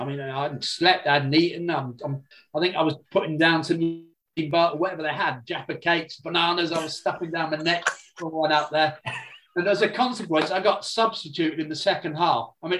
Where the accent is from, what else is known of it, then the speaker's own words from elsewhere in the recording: North East England, United Kingdom; Well, I came down from the Northeast. I mean, my first recollection of a game was actually in the Gallagher end with my uncle, because my family are black and white.